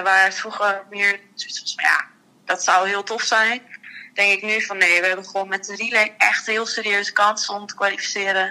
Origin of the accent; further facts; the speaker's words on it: Netherlands; wij als Nederlanders